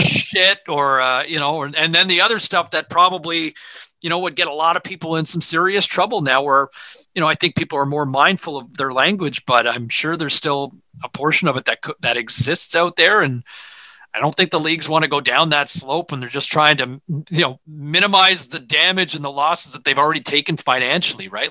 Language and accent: English; Ottawa, Ontario, Canada; my parents always had 580 CFRA on in the house growing up in Ottawa